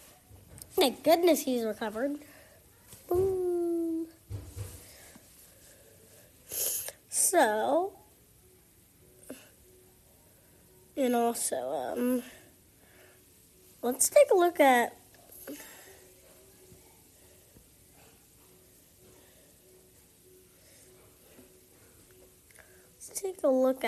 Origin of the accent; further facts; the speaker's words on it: Charlotte, North Carolina, United States; I go to a great school here in my hometown of Charlotte, NC